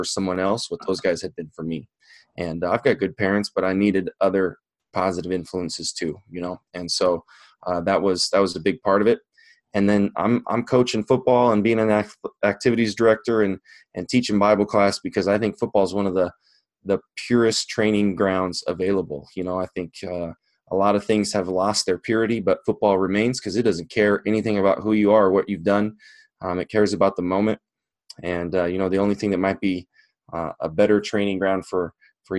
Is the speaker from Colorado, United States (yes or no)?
yes; Longmont, Colorado, United States; now in Nebraska, United States; I grew up in Longmont, Colorado, just north of Denver.